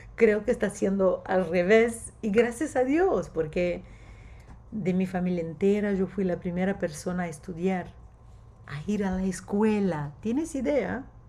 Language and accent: Spanish; Brazil; Spanish is a second language; soy brasileña, mi sangre es verde y amarillo